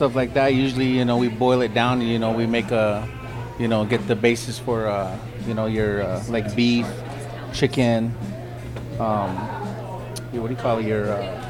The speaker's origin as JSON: {"language": "English", "country": "United States", "said": "And being Native American, I mean, it's big. You know, I mean, I don't know how many Native American chefs are out there doing what"}